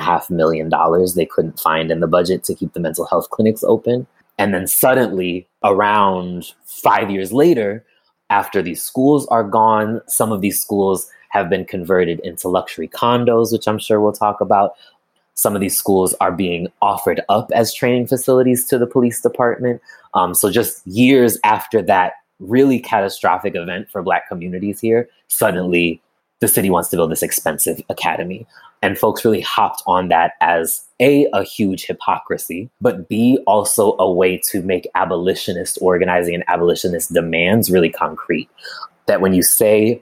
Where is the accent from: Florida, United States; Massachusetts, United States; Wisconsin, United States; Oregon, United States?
Massachusetts, United States; Amherst; moved away as an adult; now in Chicago, United States; I'm originally from Amherst, Massachusetts. I'm currently living in Chicago